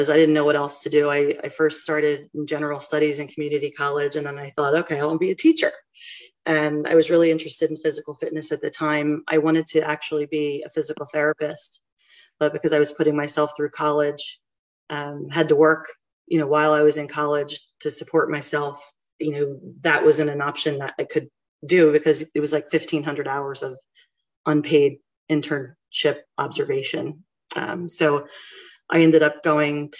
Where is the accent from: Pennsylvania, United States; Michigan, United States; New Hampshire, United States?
Pennsylvania, United States; Collegeville; moved away as an adult; also born or lived in Kutztown, Pennsylvania; now in Douglasville, United States; I grew up in Montgomery County, like Collegeville area